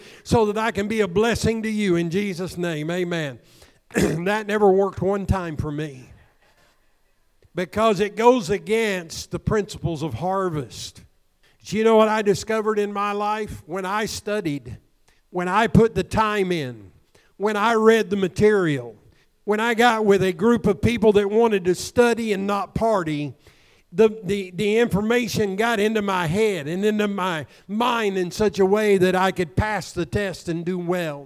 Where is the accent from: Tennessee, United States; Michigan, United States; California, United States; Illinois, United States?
Illinois, United States; Southern; the farmers that I grew up in Southern Illinois